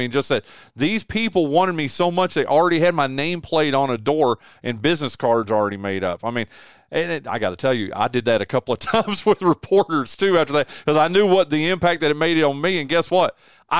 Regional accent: Elkin, North Carolina, United States; born or raised there; moved away as an adult

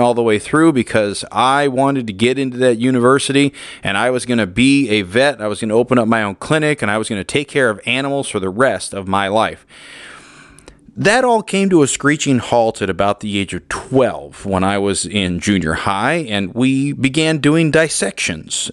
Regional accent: Woodland, California, United States; I grew up in Woodland, California

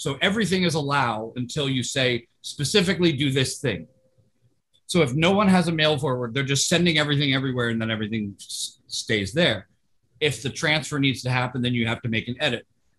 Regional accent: Tokyo, Japan; I grew up in Tokyo, and you have to have your alien registration card on you at all times.

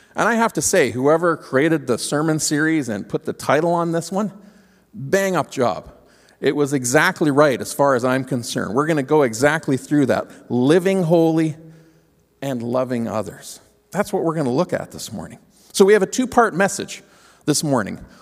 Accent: Ontario, Canada; moved away; we grew up in Ontario

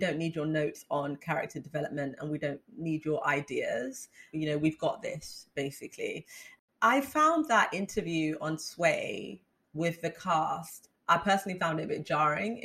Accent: United Kingdom; being Black British

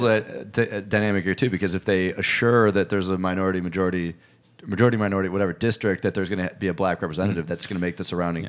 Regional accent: Chicago, Illinois, United States; I'm from Chicago

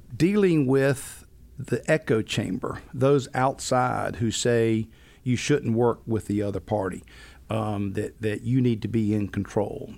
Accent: Rock Hill, South Carolina, United States; born and raised in Rock Hill, South Carolina

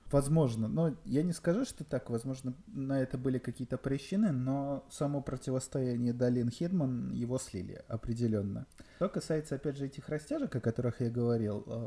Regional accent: Belarus; Я белорус

